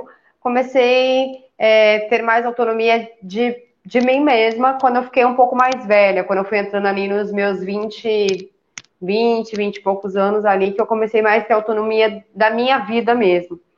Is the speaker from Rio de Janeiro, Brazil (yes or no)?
no; São Paulo, Brazil; eu sou natural de São Paulo, né? Eu nasci e fui criada em São Paulo a minha vida inteira.